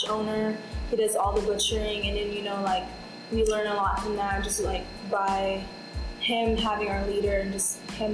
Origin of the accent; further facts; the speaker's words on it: Philippines; moved away as an adult; From the Philippines. My mom was here first, and so she petitioned all of my family here, and I've been living here for, I think, 7 years now